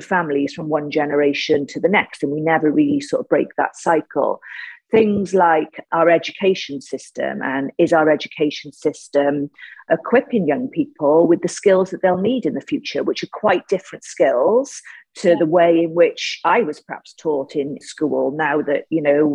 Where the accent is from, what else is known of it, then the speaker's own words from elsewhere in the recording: Cardiff, Wales, United Kingdom; I was born in Ely. I grew up in a place called Ely in Cardiff